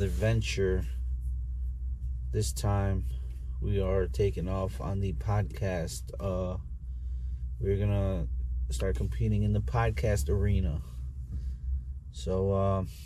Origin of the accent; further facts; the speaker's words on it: Chicago, Illinois, United States; I'm from South Chicago